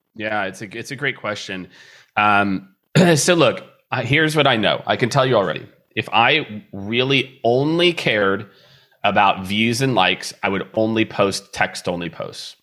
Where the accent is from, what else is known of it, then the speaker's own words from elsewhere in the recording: Midwest, United States; I grew up in the Midwest